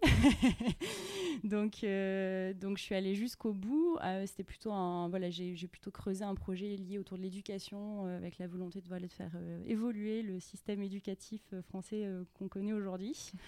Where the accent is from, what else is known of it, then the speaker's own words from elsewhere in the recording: Grasse, Provence-Alpes-Côte d'Azur, France; moved away as an adult; also born or lived in Nice / Montreal; je suis originaire de, de Grasse, dans les Alpes-Maritimes